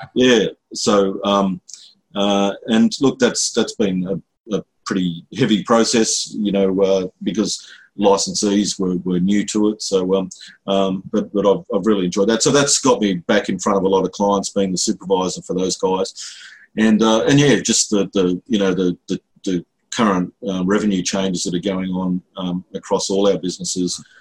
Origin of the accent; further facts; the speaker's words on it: Lismore, New South Wales, Australia; also born or lived in Sydney; now in Brisbane, Australia; that's my hometown, basically. I grew up in Lismore